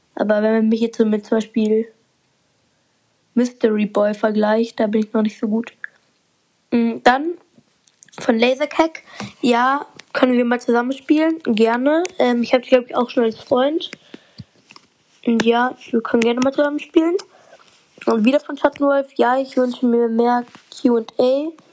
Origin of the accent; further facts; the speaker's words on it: Bavaria, Germany; ich komme aus Deutschland und in Deutschland komme ich aus Bayern